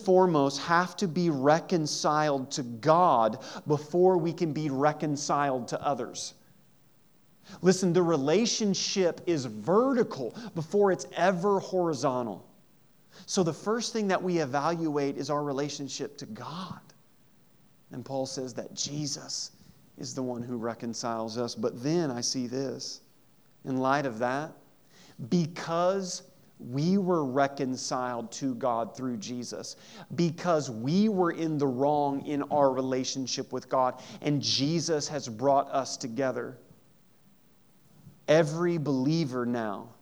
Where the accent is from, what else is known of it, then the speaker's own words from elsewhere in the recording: Southeast Missouri, United States; in Southeast Missouri we would say, and y'all